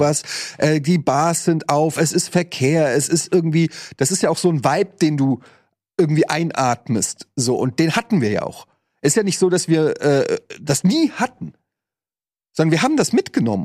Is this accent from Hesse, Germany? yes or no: yes; Frankfurt, Hesse, Germany; moved away as an adult; now in Hamburg, Germany; in Frankfurt zwar auch stadtnah gewohnt, aber es war trotzdem eine relativ ruhige Straße